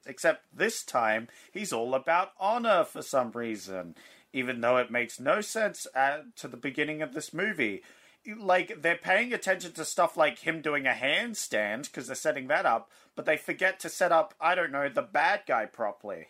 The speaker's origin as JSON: {"language": "English", "country": "Australia", "said": "as an Australian that works at a bottle load"}